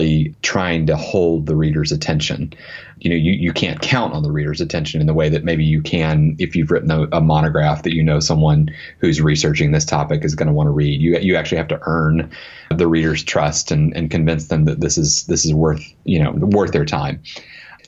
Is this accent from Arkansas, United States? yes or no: yes; Arkansas, United States; moved away; I grew up in Arkansas